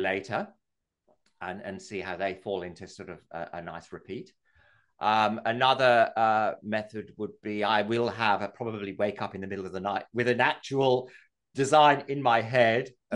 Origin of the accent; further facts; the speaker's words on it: England, United Kingdom; moved away as an adult; now in Australia; I'm English